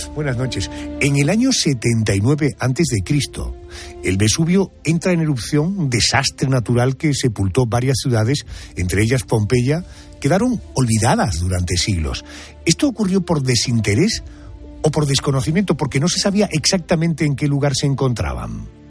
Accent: Andalusia, Spain; nosotros, los andaluces

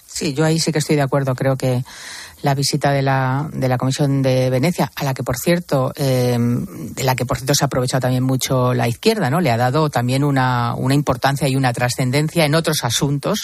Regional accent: Spain; A mí eso como española

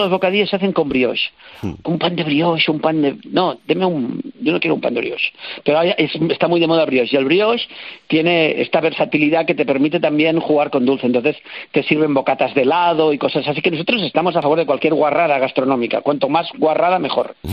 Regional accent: Santa Coloma de Farners, Catalonia, Spain; Yo soy catalán de Santo de Farnés

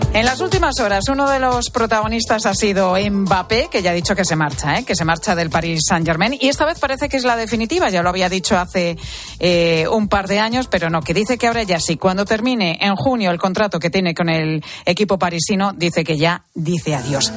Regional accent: Venezuela; moved away as an adult; cuando me fui de mi país, me fui de Venezuela y ya no iba a vivir más allí

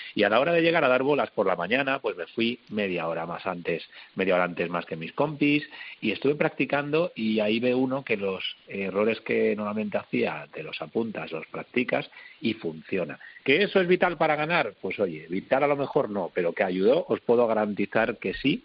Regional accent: Madrid, Community of Madrid, Spain; now in Málaga, Spain; yo soy un madrileño viviendo en Málaga

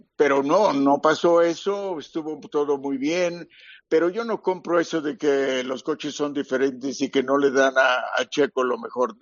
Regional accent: Mexico; en mi tierra

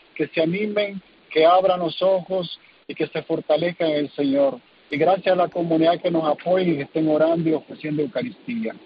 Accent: Nicaragua; moved away as an adult; now in California, United States; dar a conocer el sufrimiento de mi pueblo y en particular de mis hermanos en el sacerdocio

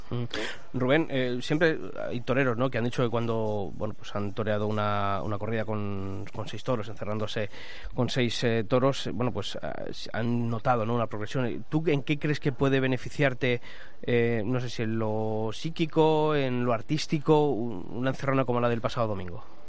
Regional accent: Ávila, Castile and León, Spain; mi tierra, Ávila

